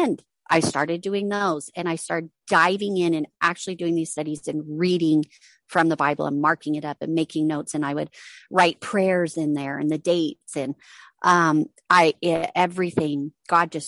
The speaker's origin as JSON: {"language": "English", "town": "Reno", "region": "Nevada", "country": "United States", "said": "I'm from Reno, Nevada."}